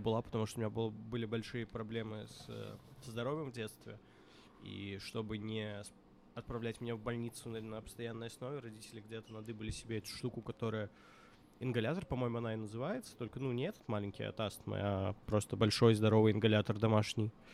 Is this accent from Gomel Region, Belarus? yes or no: no; Minsk, Belarus; moved away; also born or lived in Moscow; я вот рос в Минске на квартире на проспекте